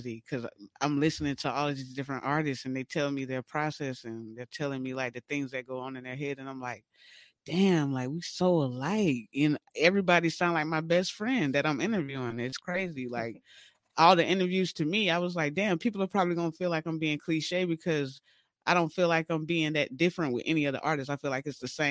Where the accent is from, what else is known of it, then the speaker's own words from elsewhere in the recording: Valdosta, Georgia, United States; moved away as an adult; also born or lived in Atlanta, Georgia; now in San Diego, United States; I'm from originally Valdosta, Georgia, 229